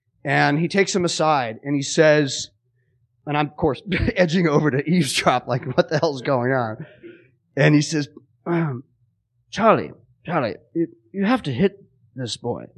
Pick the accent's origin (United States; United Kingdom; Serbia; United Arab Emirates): United Kingdom; England; born there; He cast me because I was born in England and then had me play a Puerto Rican.